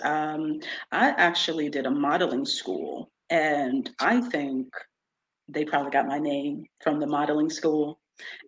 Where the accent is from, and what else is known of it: Poughkeepsie, New York, United States; born or raised there; also born or lived in United Kingdom